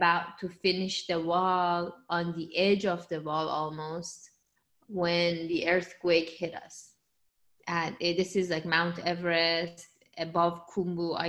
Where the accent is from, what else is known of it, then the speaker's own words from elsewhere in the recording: Iran; English is a second language; moved away as an adult; now in United States; I was born in Iran and I moved to the United States when I was 20